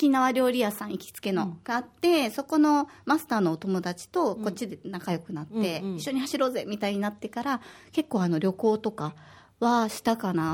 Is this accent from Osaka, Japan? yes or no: yes; Osaka, Japan; 私たちあの大阪出身でゴリラパパと夫婦なんですけれども